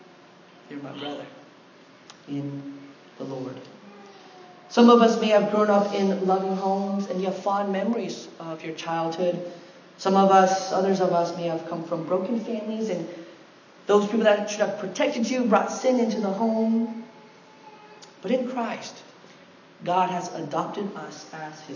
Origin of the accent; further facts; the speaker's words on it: United States; I had one foot in the Korean culture and one foot in the American culture